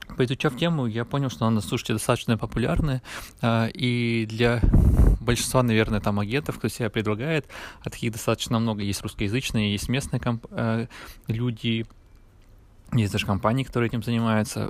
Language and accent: Russian; Yekaterinburg, Sverdlovsk Oblast, Russia; Я из Екатеринбурга